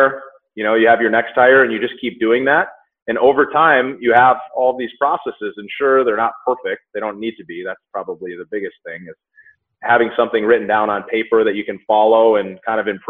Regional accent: Minnesota, United States; moved away as an adult; also born or lived in Southern California; now in Denver, United States; I was born and raised in Minnesota

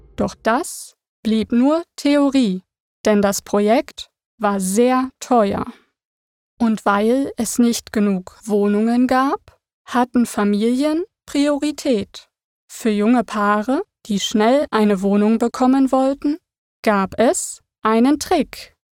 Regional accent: Berlin, Germany; Meine Kindheit verbrachte ich in Ost-Berlin

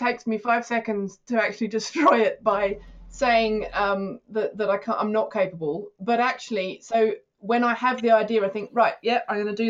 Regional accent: Australia; now in United Kingdom; being an Australian in the UK

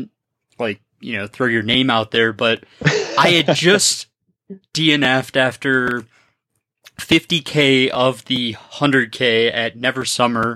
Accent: Birmingham, Michigan, United States; I grew up in Birmingham, Michigan

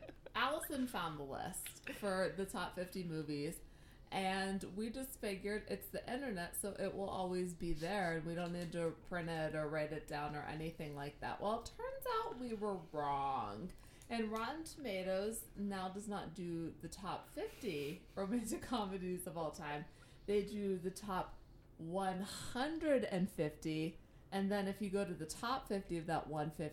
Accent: United Kingdom; accent: British; I panicked with my British accent.

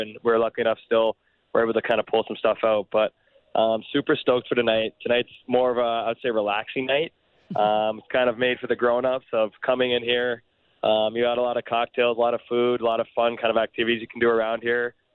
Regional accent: Canada; we're Canadian

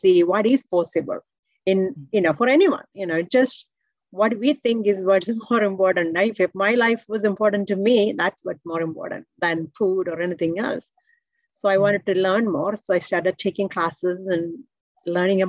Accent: India; moved away as an adult; now in United States; I came from India, and my background is in electrical engineering

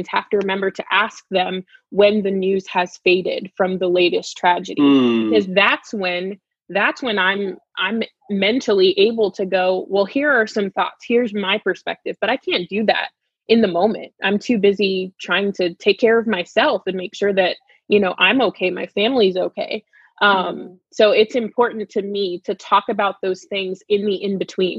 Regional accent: South Florida, United States; growing up in South Florida

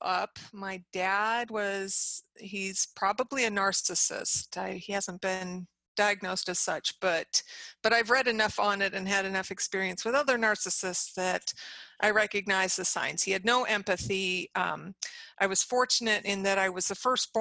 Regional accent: Galena, Illinois, United States; I was born in Illinois, Northern Illinois, and I grew up in a small town called Galena

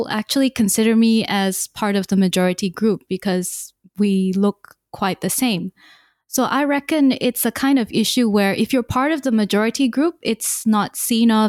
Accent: Malaysia; born there; also born or lived in Singapore; I was born in Malaysia, but my entire life I had the wonderful opportunity to live in many different countries, six in fact, including Singapore.

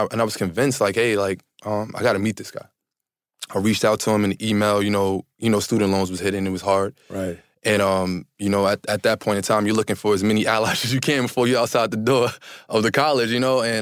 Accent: Harlem, New York, United States; I'm from Polo Grounds Projects in Harlem. I thought that I lived a hard life until I met Kylan.

